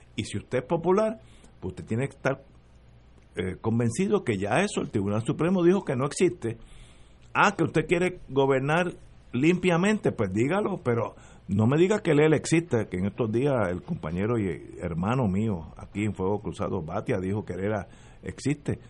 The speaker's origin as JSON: {"language": "Spanish", "country": "Puerto Rico", "said": "Yo soy puertorriqueño."}